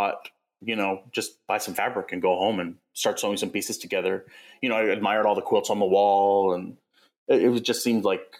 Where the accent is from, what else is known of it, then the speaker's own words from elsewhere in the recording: West Babylon, New York, United States; moved away as an adult; also born or lived in Seattle, Washington; I grew up in West Babylon